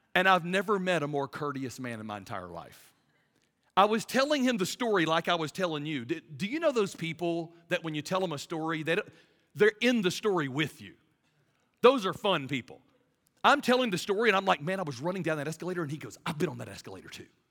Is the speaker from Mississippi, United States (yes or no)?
no; Birmingham, Alabama, United States; I'm from Birmingham, Alabama